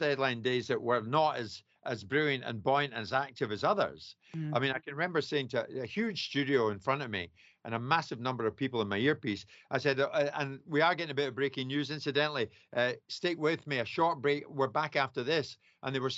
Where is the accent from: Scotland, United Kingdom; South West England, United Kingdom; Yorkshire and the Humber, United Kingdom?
Scotland, United Kingdom; I'm Scottish with an accent like this